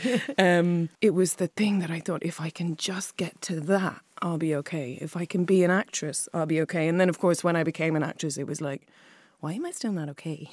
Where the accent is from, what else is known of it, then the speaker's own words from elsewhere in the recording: Clare, Munster, Ireland; also born or lived in Wexford; I was born in Wexford and then moved to Clare when I was five